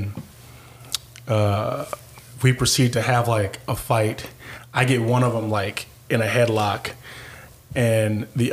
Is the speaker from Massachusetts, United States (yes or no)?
no; Compton, California, United States; moved away; I was on the south side of Compton, so I was right by Compton College